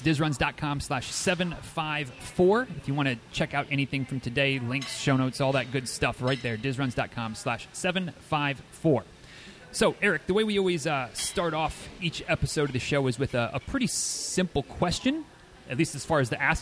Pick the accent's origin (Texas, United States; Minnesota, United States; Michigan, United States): Michigan, United States; Manistee; moved away; my alma mater of Manistee High School